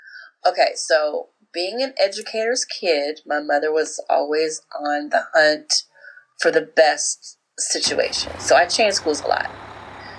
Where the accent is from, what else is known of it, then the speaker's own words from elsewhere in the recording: California, United States; moved away; We are from California